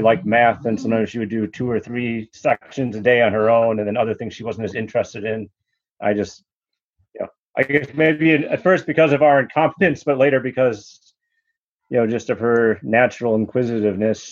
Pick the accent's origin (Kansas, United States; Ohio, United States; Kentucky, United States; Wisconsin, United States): Wisconsin, United States; Madison; I grew up in Madison, Wisconsin, you know, a notoriously left-leaning city